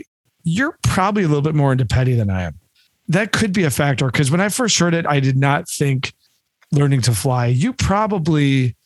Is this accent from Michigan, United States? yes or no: yes; Detroit, Michigan, United States; we are from the Detroit area.